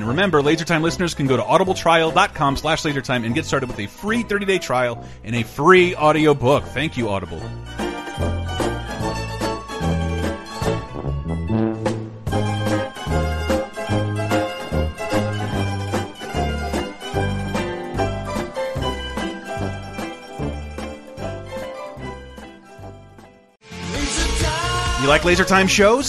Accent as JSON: {"language": "English", "region": "Florida", "country": "United States", "tie": "born or raised there", "moved": "yes", "lives_now": "San Francisco, United States", "said": "I'm from Florida"}